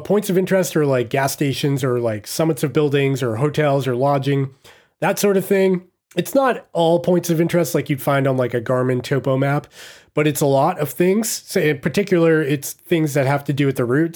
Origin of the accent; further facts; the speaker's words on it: Massachusetts, United States; I'm from Massachusetts myself